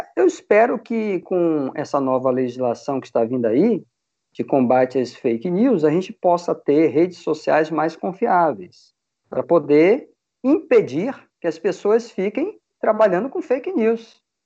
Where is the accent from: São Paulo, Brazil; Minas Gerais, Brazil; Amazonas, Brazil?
Amazonas, Brazil; Manaus; moved away as an adult; now in Vitória, Brazil; eu sou amazonense. Eu nasci em Manaus. Eu vim para Vitória, eu me mudei para Vitória em 94